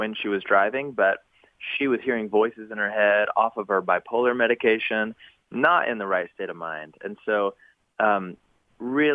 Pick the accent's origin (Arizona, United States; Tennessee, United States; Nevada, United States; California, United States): Tennessee, United States; Knoxville; now in Nashville, United States; my hometown of Knoxville, Tennessee